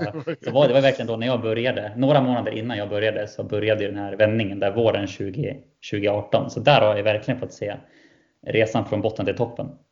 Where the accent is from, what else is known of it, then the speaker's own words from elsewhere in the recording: Västerås, Västmanland, Sweden; jag är västeråsare.